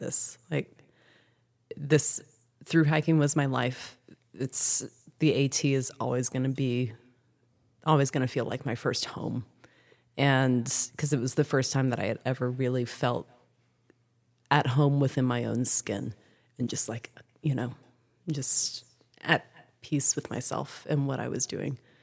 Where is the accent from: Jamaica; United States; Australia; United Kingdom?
United States; South Louisiana; now in Franklin, North Carolina, United States; I'm from South Louisiana